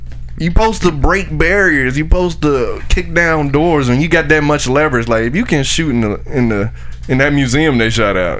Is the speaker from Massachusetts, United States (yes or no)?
no; Miami, Florida, United States; from Miami, so shout out to Miami.